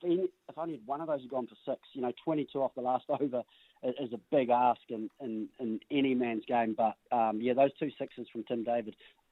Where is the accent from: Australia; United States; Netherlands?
Australia; as an Australian watching, everyone's thinking, oh, you've got to get up with the rate